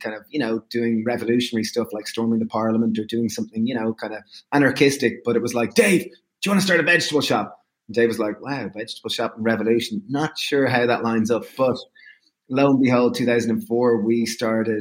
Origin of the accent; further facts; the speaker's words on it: Ireland; we grew up in Ireland on a standard meat and two veg diet